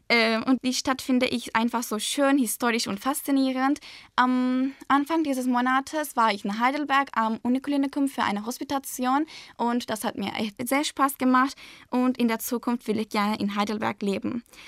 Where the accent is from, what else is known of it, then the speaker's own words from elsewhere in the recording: Turkey; German is a second language; meine Heimat